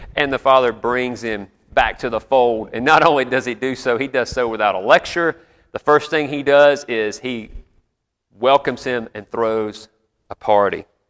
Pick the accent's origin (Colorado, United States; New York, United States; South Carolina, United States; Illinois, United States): South Carolina, United States; moved away as an adult; I grew up there and lived most of my life there before the Army, pastored there.